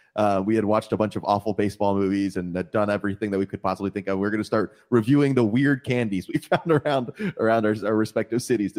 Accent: Florida, United States; moved away; we're both originally from Florida.

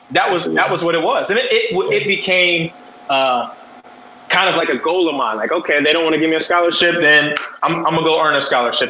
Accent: Columbus, Ohio, United States; moved away as an adult; also born or lived in Westerville, Ohio / Toledo, Ohio / New Orleans, Louisiana; now in San Diego, United States; I grew up on the east side of Columbus

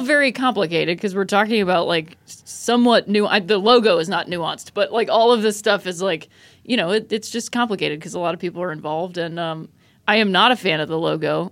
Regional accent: Akron, Ohio, United States; I grew up in Akron, Ohio

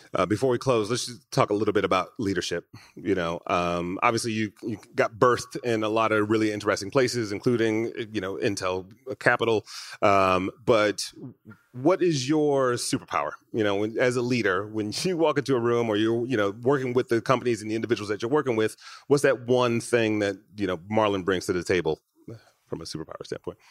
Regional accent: Detroit, Michigan, United States; now in Los Angeles, United States; I grew up in Michigan right in, in Detroit

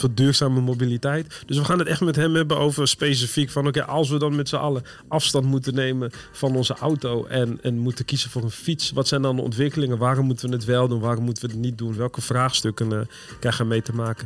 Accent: Northerners, northern Netherlands, Netherlands; we als Noorderlingen

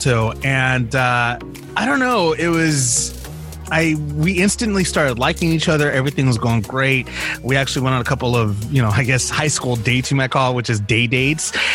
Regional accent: Los Angeles, California, United States; also born or lived in Bakersfield, California; I was originally from Los Angeles.

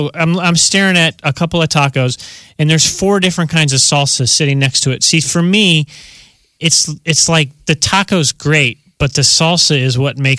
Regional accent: Midwest, United States; now in San Diego, United States; It's because I'm Midwestern at heart. And okay. I grew up in the Midwest

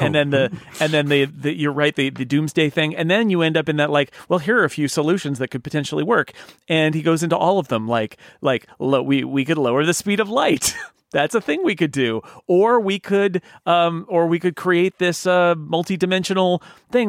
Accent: United States; as an American

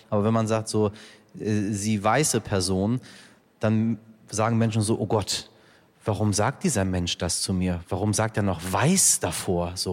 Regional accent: Iran; es ist irgendwie immer kompliziert, dort durch die Grenze auch als Iraner zu kommen.

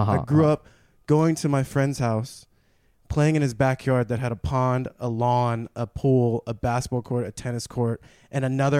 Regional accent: San Gabriel Valley, California, United States; also born or lived in San Marino, California; I was raised in San Gabriel Valley in a Chinese and white community, but, you know, and with my Chinese side.

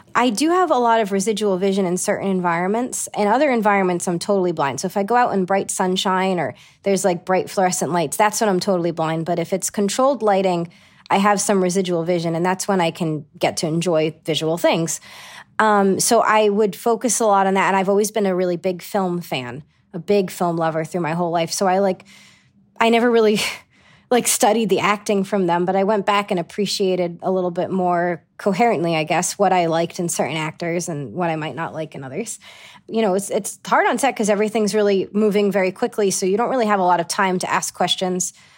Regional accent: Johnston, Rhode Island, United States; accent: Rhode Island; moved away as an adult; also born or lived in East Greenwich, Rhode Island; grew up in Johnston. My parents are still in Johnston, and it was just a wonderful place to grow up.

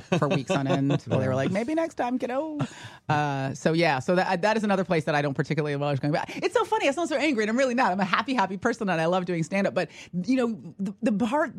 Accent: San Francisco, California, United States; moved away; it's my hometown

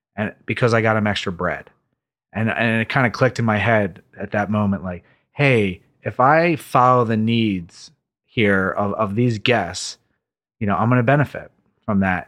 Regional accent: Philadelphia, Pennsylvania, United States; I grew up just outside of Center City, Philadelphia, in a place called East Falls

